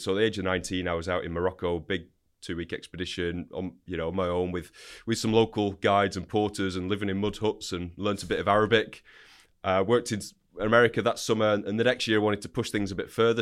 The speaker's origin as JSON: {"language": "English", "town": "Wigan", "region": "North West England", "country": "United Kingdom", "tie": "born or raised there", "said": "So, grew up in Wigan, Northern England."}